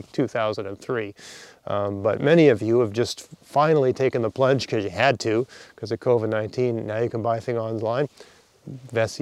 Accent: Nova Scotia, Canada; also born or lived in Ontario; I grew up here in Nova Scotia, and then I moved to Ontario for 6 years for graduate school. Then I moved back

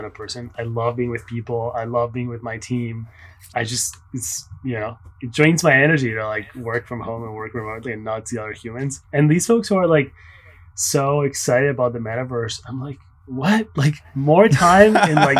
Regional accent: Spain; English is a second language; also born or lived in Barcelona, Spain / Paris, France; now in New York City, United States; I was born in Spain. And I grew up between Barcelona and Paris.

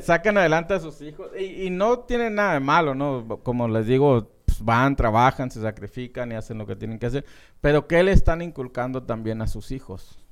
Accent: Francisco Sarabia, Estación Don, Sonora, Mexico; now in Phoenix, United States; Francisco Sarabia, Estación Don. Y pues sobre todo mi pueblo natal

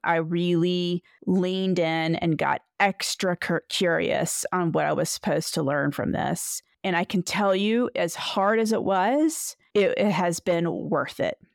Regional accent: Edenton, North Carolina, United States; now in Victor, United States; I am originally from Edenton, North Carolina.

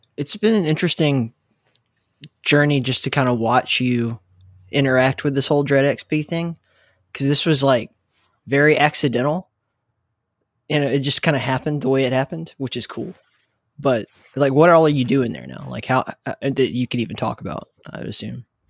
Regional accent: the South, United States

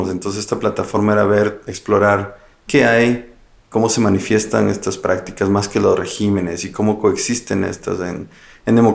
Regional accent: Ecuador; now in Freiburg, Germany; también yo trabajo en el mismo instituto que Alke, somos colegas de trabajo en la BI en Friburgo. Yo soy ecuatoriano, soy muy curioso por em, comprender Latinoamérica

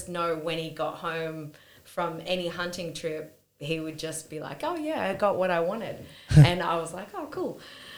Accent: Perth, Western Australia, Australia; born there; also born or lived in Victoria / Sydney / Newcastle / Canberra; I was born in Perth and I've lived there twice. I've lived in Victoria, I've lived in Sydney and Newcastle and Canberra.

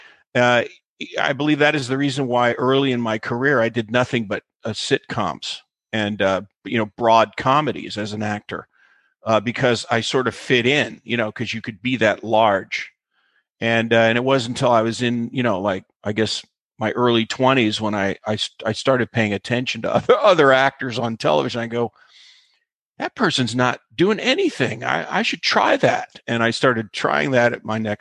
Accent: South Central Pennsylvania, United States; moved away; I grew up in South Central Pennsylvania

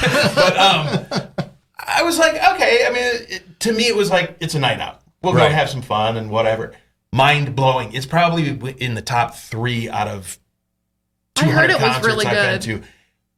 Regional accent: Minnesota, United States; I grew up in Minnesota, so every big name always went through Minneapolis.

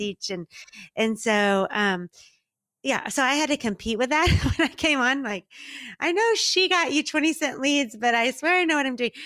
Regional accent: Dallas, Texas, United States; also born or lived in Mississippi; now in Miami, United States; I'm originally from Dallas, Texas

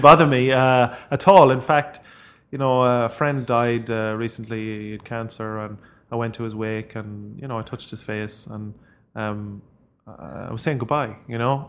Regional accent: Ireland; as Irish people

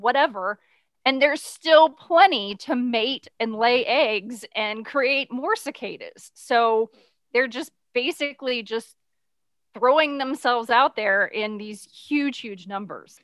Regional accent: Midwest, United States; now in Texas, United States; I grew up in the Midwest

